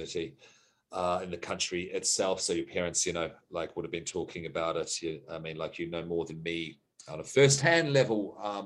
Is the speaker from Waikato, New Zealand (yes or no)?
no; West Coast, New Zealand; also born or lived in Australia; I am Australian, but I grew up in New Zealand. So in 1984, I was certainly in New Zealand. And I was in rural New Zealand.